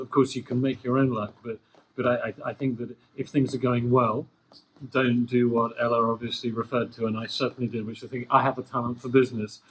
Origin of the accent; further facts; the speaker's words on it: United Kingdom; I'm British, and you know, British people have this reputation for being a bit arrogant